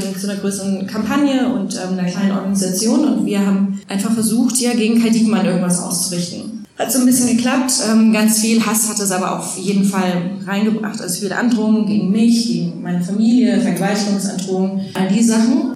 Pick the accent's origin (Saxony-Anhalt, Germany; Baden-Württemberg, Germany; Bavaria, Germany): Bavaria, Germany; Franconia; now in Berlin, Germany; ich bin ja Fränkin. Ich denke eigentlich auch, dass ich Bayerin bin.